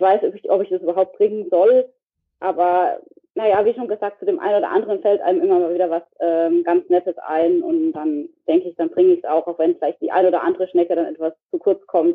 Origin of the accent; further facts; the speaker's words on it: Heidelberg region, Baden-Württemberg, Germany; ich komme hier aus der Re Region von Heidelberg, also das, was ich auch bei Twitter bei mir eigentlich immer steht. Mhm. Also da komme ich auch her